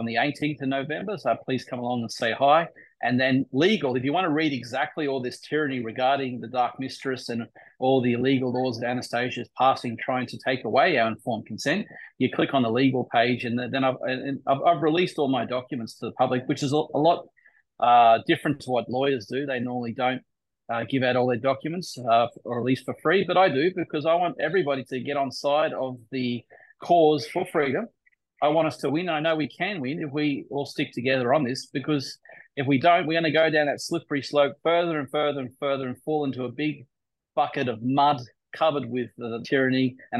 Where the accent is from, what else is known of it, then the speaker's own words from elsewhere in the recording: Queensland, Australia; As an Aussie, as a Queenslander, I've been fighting the good fight in the Queensland Supreme Court